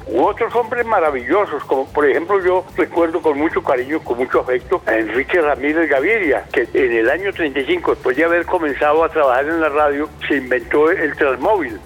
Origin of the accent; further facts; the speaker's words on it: Medellín, Antioquia, Colombia; yo soy de Medellín